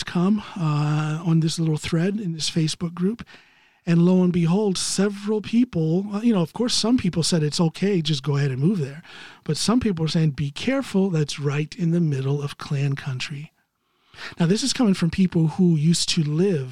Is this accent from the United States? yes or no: yes; United States; moved away as an adult; now in Norway; I'm an American citizen living outside of the United States.